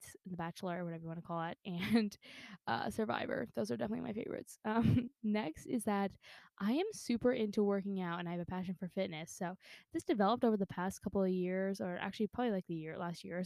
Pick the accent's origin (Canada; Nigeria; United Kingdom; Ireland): Canada; I'm Canadian through and through